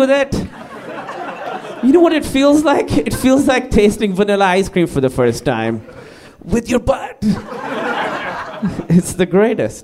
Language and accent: English; Karachi, Sindh, Pakistan; moved away; I grew up in Karachi, Pakistan